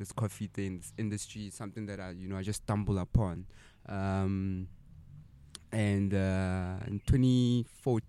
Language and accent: English; Sasolburg, Free State, South Africa; I'm from Sasol